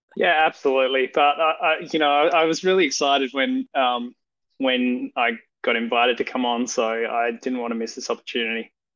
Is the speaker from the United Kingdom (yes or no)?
no; Perth, Western Australia, Australia; also born or lived in Esperance, Western Australia; I grew up um, mostly in the northern suburbs of Perth.